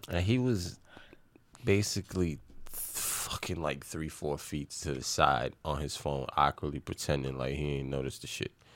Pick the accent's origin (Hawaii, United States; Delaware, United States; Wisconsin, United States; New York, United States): New York, United States; New York City; we grew up in Little Italy, in the Bronx